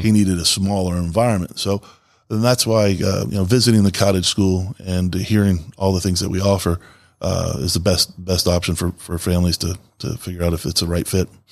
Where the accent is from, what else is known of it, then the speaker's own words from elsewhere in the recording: the South, United States; moved away; also born or lived in Florida / Grand Rapids, Michigan; I'm originally from the South